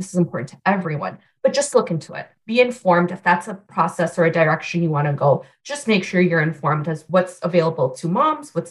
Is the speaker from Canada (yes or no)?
yes; Canada; moved away as an adult; also born or lived in Vancouver, Canada / Newark, New Jersey; now in Omaha, United States; I am a Canadian citizen